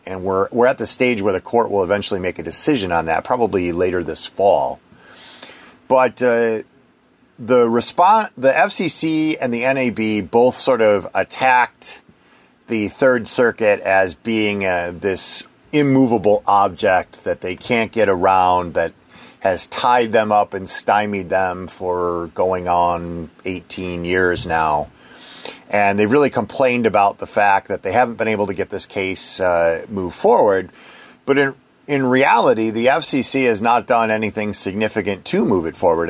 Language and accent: English; Wisconsin, United States; moved away; I'm from Wisconsin originally